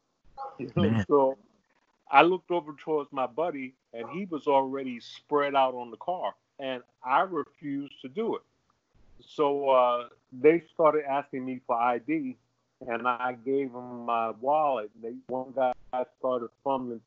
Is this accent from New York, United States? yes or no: yes; New York City, New York, United States; I'm from Harlem, too